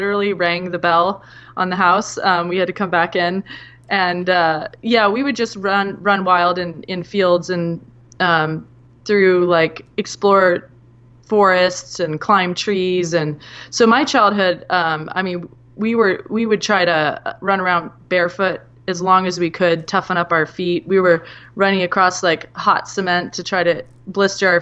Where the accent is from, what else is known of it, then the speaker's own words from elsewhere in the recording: Whidbey Island, Washington, United States; also born or lived in Seattle; when I was about 1 year old, they moved to Whidbey Island